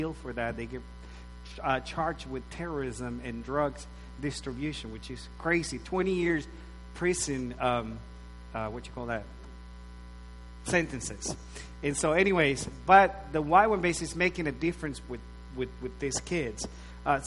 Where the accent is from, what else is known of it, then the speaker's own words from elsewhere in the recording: Nicaragua; moved away as an adult; I was born and raised in Nicaragua, Central America, up till I was probably 18, 19 years old.